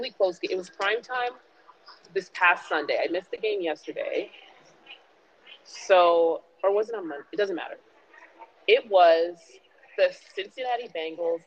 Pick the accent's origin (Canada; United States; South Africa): Canada; Toronto, Ontario; I went to Lawrence Park